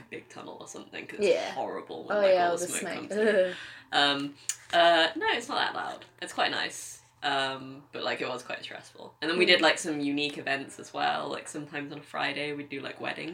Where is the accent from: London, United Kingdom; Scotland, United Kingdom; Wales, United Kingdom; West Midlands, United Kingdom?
West Midlands, United Kingdom; I come from the West Midlands in England